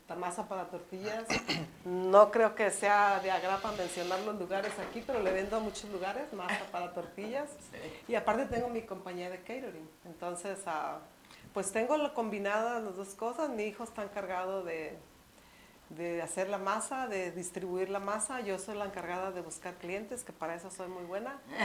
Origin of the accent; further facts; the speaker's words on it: Mexico City, Mexico; now in Phoenix, United States; tú y yo somos eh, pues, el DF, porque chilangos son los que vienen, nosotros somos capitalinas